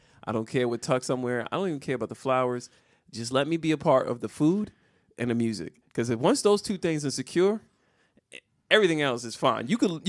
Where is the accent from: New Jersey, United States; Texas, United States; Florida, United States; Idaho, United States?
New Jersey, United States; from Jersey.